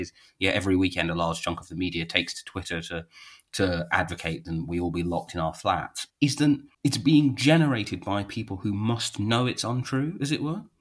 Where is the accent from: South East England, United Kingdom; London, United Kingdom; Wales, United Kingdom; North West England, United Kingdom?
London, United Kingdom; I see myself as a Londoner